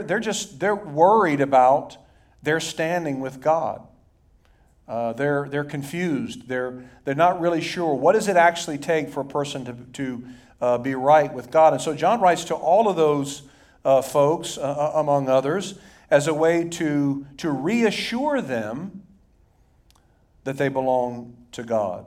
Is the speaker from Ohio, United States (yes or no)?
yes; Dayton, Ohio, United States; when I was a kid, teenager growing up in Dayton, Ohio